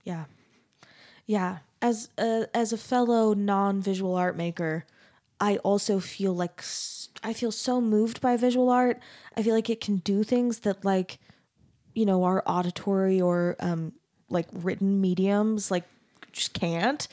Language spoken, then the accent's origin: English; Arizona, United States; I grew up in Arizona